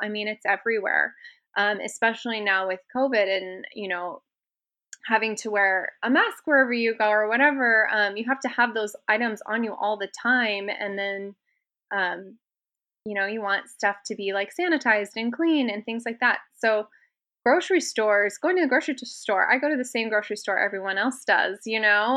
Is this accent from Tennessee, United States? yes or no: no; Seattle, Washington, United States; now in Las Vegas, United States; I grew up in Washington